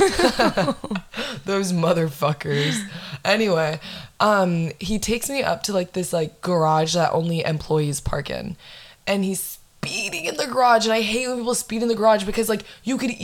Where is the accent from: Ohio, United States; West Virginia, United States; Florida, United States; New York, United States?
Florida, United States; Windermere; I'm from Windermere